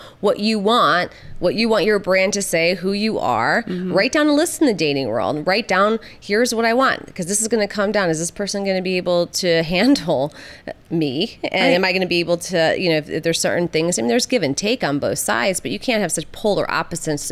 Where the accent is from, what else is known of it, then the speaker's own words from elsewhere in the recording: Michigan, United States; I'm from Michigan. We all talk fast.